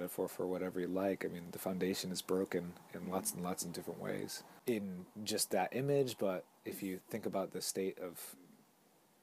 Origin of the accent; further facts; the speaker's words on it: United States; now in Tokyo, Japan; we're all from the States here